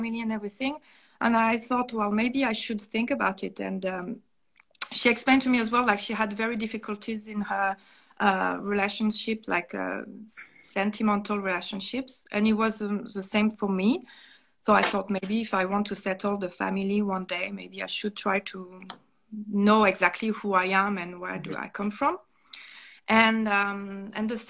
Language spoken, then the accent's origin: English; northern France, France; English is a second language; moved away as an adult; also born or lived in Seoul, South Korea; I used to grow up in a countryside of north of France